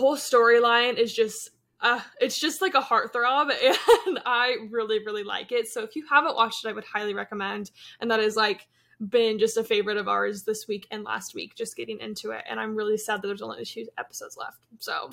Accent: Yakima, Washington, United States; now in Kansas City, United States; I'm twenty-three, from Kansas City, originally from Yakima, Washington

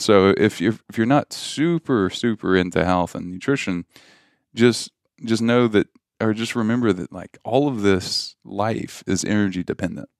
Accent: Louisiana, United States; I grew up in Louisiana

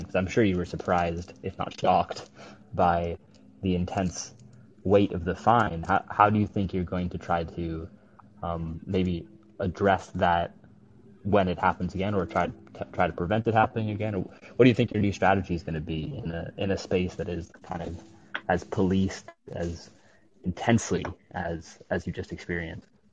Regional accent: London, United Kingdom; also born or lived in United States; I was born in the United States, but I'm I'm from London.

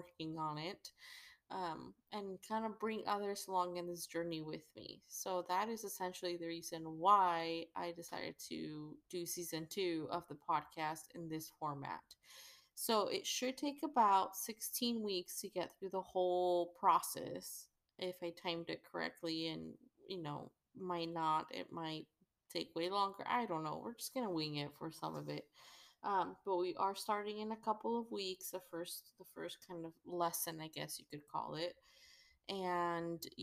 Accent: Mexico; I'm from Mexico

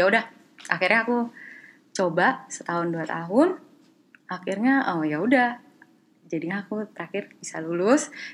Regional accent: Jakarta, Indonesia; moved away as an adult; also born or lived in Taichung, Taiwan; now in Taiwan; aku dari Jakarta

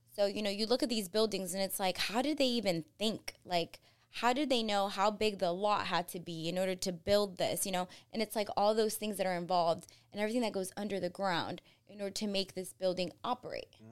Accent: Florida, United States; also born or lived in Colombia / New Jersey; We packed up all of our stuff and moved down to Florida

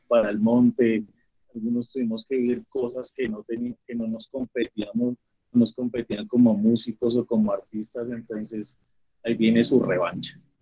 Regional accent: Colombia; como colombianos y como latinoamericanos

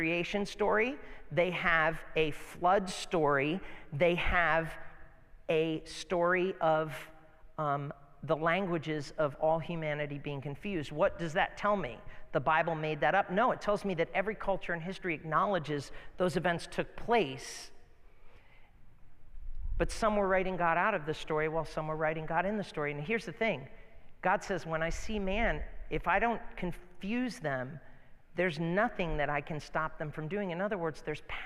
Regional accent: United States; moved away; also born or lived in near Boston, Massachusetts; I grew up near New York City and I also grew near Boston, so I know the accents

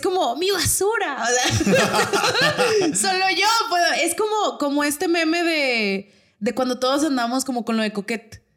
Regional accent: Torreón, Coahuila, Mexico; nosotros somos de Torreón

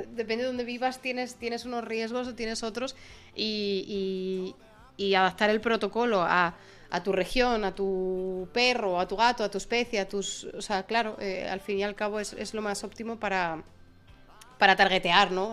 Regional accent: Spain; moved away as an adult; en mi familia había, teníamos perrete en España

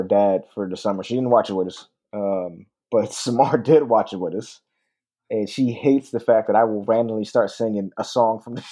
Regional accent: Philadelphia, Pennsylvania, United States; I'm a Philly kid

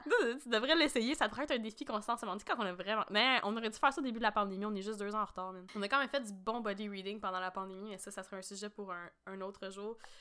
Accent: Quebec, Canada; on est québécoise

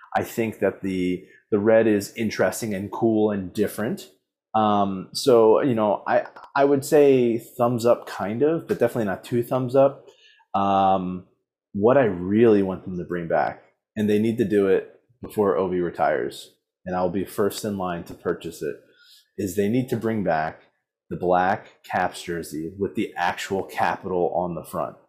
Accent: Baltimore, Maryland, United States; born and raised in Baltimore

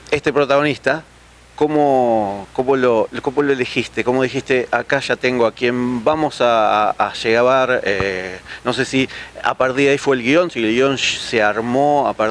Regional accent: Buenos Aires, Argentina

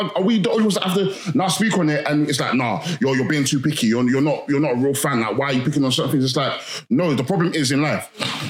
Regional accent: Nigeria; Maybe I'm too Nigerian.

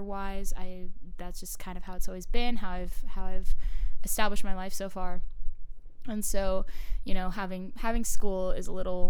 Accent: Arizona, United States; moved away as an adult; also born or lived in Oakville, Ontario, Canada; now in College Station, United States; I was raised for 13 years in Arizona. I moved there when I was 7.

